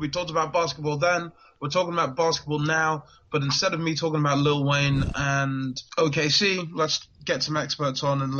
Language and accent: English; Nigeria; as a Nigerian